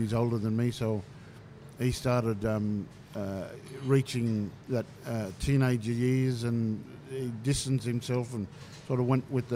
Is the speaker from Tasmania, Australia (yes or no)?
no; Murrin Bridge, New South Wales, Australia; also born or lived in Lake Cargelligo; my earliest years at Murrin Bridge